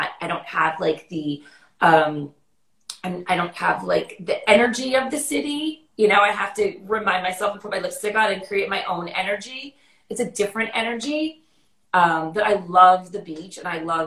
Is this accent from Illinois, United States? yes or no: no; New York City, New York, United States; people, when they see me and meet me, they think I'm not from New York. And then I start talking and they're like, okay